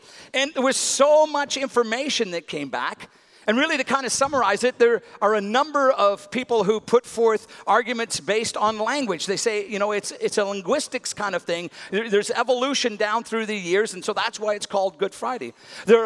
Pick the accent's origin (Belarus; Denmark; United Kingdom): United Kingdom; Northern Ireland; as a boy growing up in Northern Ireland